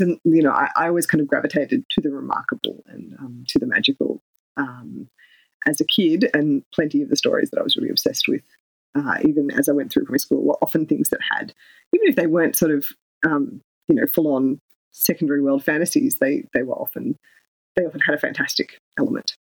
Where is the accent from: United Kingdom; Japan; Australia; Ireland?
Australia; Canberra, Australian Capital Territory; my hometown in Canberra